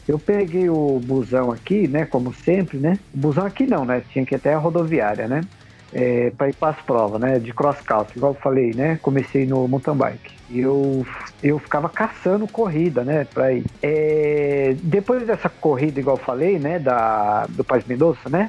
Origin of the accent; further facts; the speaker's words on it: Pernambuco, Brazil; now in São Paulo, Brazil; a gente é de Pernambuco